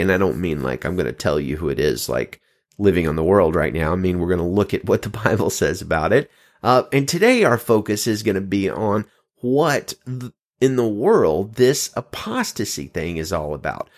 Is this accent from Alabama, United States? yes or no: yes; Pinson, Alabama, United States; now in California, United States; I'm in California now, but I come from good old Birmingham, Alabama, Pinson specifically